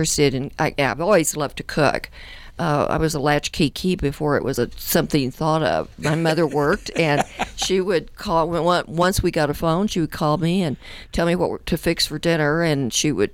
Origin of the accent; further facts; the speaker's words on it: West Texas, United States; now in Colorado Springs, United States; I grew up in West Texas